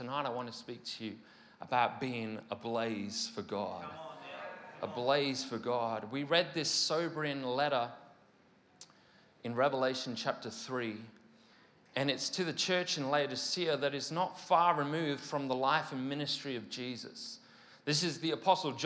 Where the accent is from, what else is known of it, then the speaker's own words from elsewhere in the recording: Mid Wales, United Kingdom; moved away; my hometown in Mid Wales